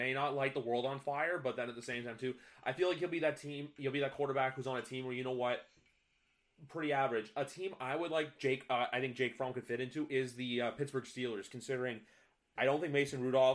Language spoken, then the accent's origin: English; Canada; I'm from Canada